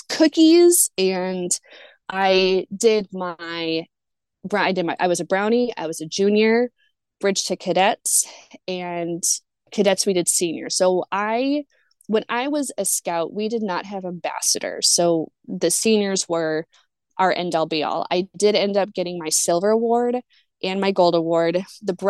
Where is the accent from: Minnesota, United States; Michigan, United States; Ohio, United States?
Minnesota, United States; moved away as an adult; also born or lived in Lawrence, Kansas; I grew up in Minnesota